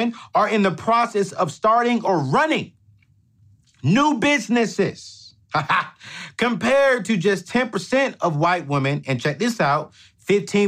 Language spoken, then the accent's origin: English; San Diego, California, United States; now in Nashville, United States; I grew up in San Diego, California.